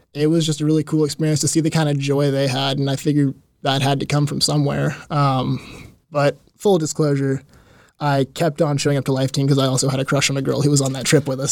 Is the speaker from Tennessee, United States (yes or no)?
yes; Mount Juliet, Tennessee, United States; Like five minutes down the road from St. Stephen's. So mm. been there, born and raised, 22 years.